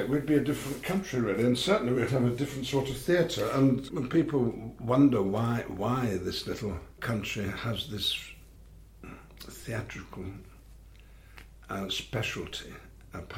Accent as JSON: {"language": "English", "town": "Bolton", "region": "North West England", "country": "United Kingdom", "tie": "born or raised there", "also_born_or_lived": "Wigan", "said": "when we moved to Bolton, quite close to Wigan and Manchester"}